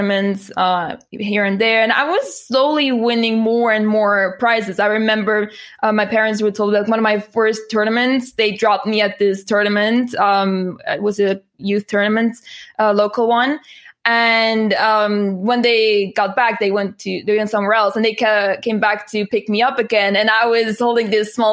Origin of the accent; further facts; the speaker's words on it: Netherlands; I'm from the Netherlands